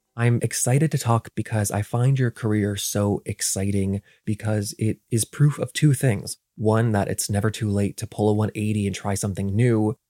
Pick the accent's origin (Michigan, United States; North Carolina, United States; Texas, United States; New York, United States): North Carolina, United States; I grew up in North Carolina